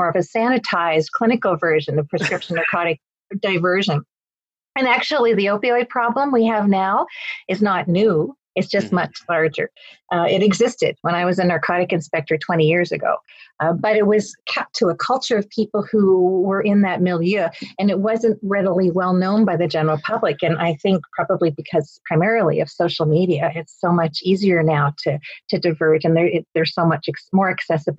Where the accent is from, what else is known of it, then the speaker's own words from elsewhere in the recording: Nova Scotia, Canada; I'm Canadian. I live on the East Coast of Canada, which I usually say is east of Maine